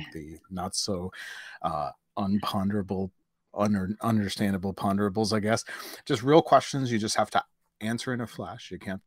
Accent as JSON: {"language": "English", "area": "North Shore", "region": "Prince Edward Island", "country": "Canada", "tie": "born or raised there", "said": "We grew up on the North Shore"}